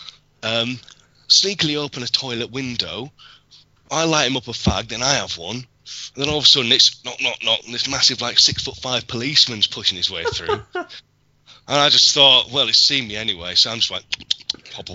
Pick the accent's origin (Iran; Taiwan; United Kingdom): United Kingdom; Yorkshire and the Humber; I'm a Yorkshireman